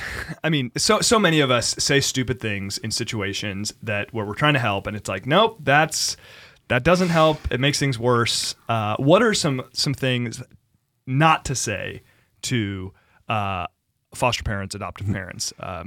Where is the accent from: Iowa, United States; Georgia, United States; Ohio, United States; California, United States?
California, United States; yeah, I'm from California.